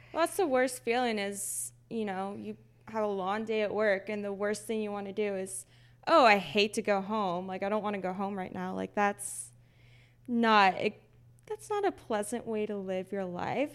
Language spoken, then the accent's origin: English; Texas, United States; moved away as an adult; now in Seattle, United States; we're both from Texas.